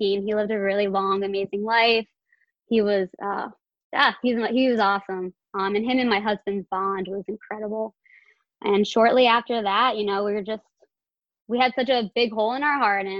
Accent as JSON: {"language": "English", "town": "Philadelphia", "region": "Pennsylvania", "country": "United States", "said": "I'm from Philadelphia, Pennsylvania"}